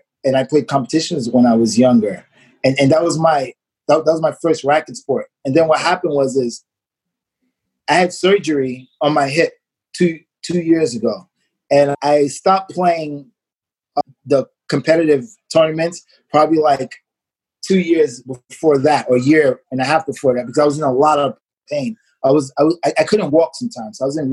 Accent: New York City, New York, United States; also born or lived in Marlboro Projects; eventually we moved from Marble Projects. We moved to Coney Island

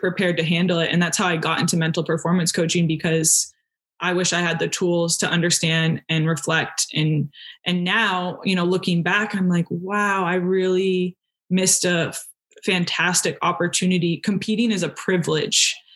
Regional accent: New Hampshire, United States; I'm from New Hampshire

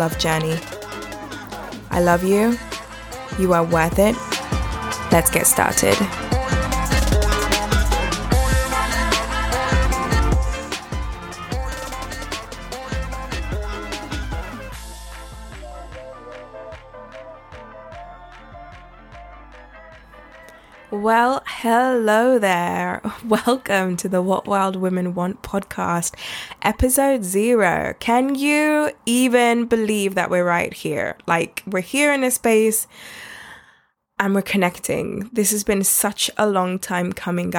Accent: London, United Kingdom; in terms of where this accent came from, I was born in London. I also live in London

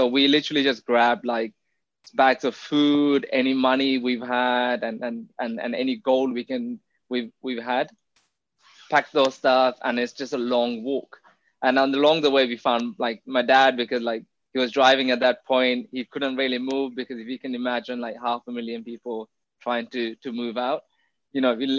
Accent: Jaffna, Northern Province, Sri Lanka; So I was born in Jaffna in 1991. You know, life was okay, but because I was a kid, you don't really realize that you're in the middle of a war zone, right?

